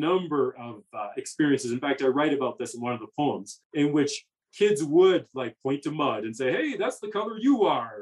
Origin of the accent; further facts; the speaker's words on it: Alberta, Canada; also born or lived in Calgary / Edmonton; I grew up in Alberta